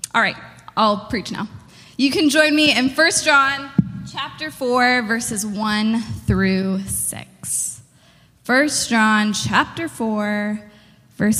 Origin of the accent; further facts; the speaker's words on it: Florida, United States; I'm from Florida